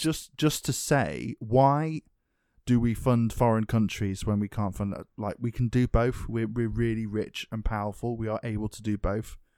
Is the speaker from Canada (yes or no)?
no; England, United Kingdom; I'm English